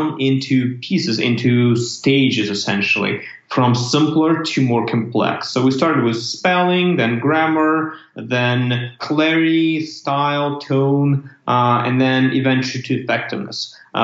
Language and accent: English; Ukraine; moved away as an adult; also born or lived in Canada / United States; I'm originally from Ukraine, which is country in Europe